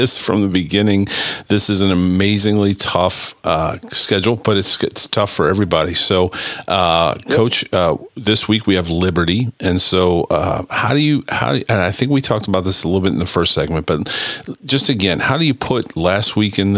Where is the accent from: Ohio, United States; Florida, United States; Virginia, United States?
Ohio, United States; Cleveland; I'm from Cleveland